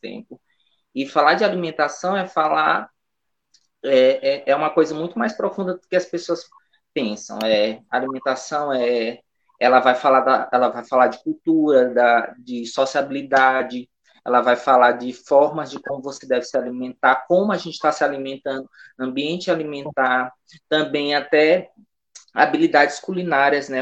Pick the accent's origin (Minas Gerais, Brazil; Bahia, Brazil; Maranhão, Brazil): Maranhão, Brazil; São Luís; also born or lived in Imperatriz / Conceição do Araguaia, Pará; eu sou proveniente do bairro da Liberdade, né? Um, o primeiro quilombo urbano do Brasil, então, é, eu nasci aqui, né, me criei aqui